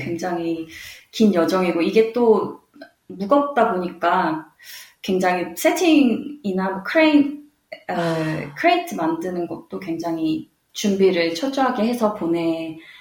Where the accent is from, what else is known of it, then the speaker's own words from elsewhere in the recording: South Korea; now in Perth, Australia; 제가 자라난 한국 문화